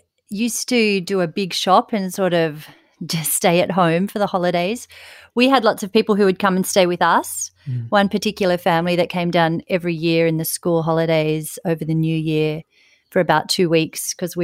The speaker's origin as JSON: {"language": "English", "town": "Ulladulla", "region": "New South Wales", "country": "Australia", "tie": "born or raised there", "moved": "as an adult", "lives_now": "Sydney, Australia", "said": "I grew up in Ulladulla, which is lovely seaside town down on the south coast."}